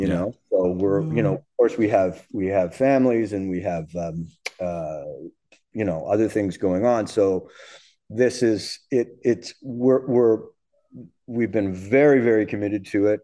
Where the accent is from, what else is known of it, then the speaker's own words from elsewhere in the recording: Canada; as a Canadian drummer, a young, you know, teenage Canadian drummer coming up